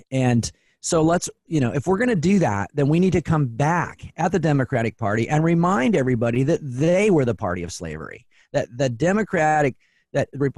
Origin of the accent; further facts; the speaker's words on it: Spokane, Washington, United States; also born or lived in Portland; now in Seattle, United States; I grew up in Spokane, and I've lived in Portland and in Seattle now.